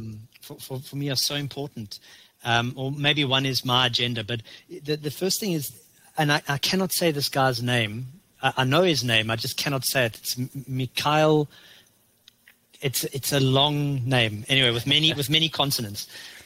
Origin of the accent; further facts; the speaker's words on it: South Africa; now in Canada; You know, we came from South Africa, which was fertile soil and fertile weather, to Canada, where you have a very limited period of to plant.